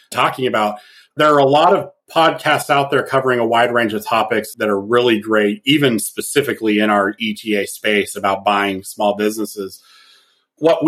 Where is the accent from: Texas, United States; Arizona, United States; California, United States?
California, United States; San Diego; moved away; also born or lived in Michigan; I'm a San Diego native